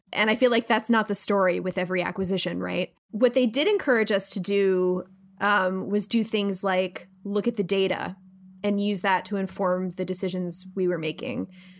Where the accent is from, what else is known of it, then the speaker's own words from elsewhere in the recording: Pennsylvania, United States; now in New York, United States; I'm from Pennsylvania. It's based basically like maybe an hour away from where I grew up. And the Philadelphia accent is heavily featured. It's an incredibly difficult accent to do. Like, I've lived in New York for 15 years and I've totally lost it for the most part.